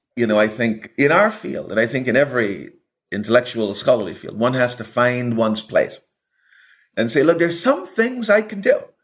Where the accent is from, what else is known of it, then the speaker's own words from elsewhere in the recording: Buxton, Demerara-Mahaica, Guyana; now in United States; Buxton is the village, is where I began my education